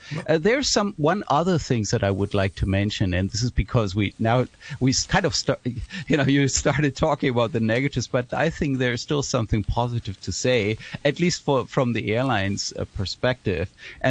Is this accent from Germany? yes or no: yes; Germany; moved away as an adult; now in Hong Kong; I'm coming originally from Germany, and I'm in Hong Kong now since 2015